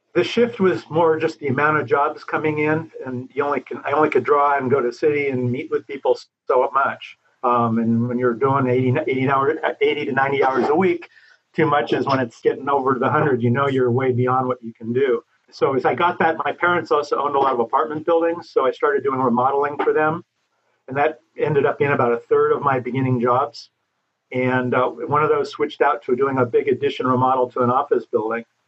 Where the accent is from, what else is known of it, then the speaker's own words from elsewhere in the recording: Los Angeles, California, United States; also born or lived in Hollywood / San Fernando Valley; I grew up in Laurel Canyon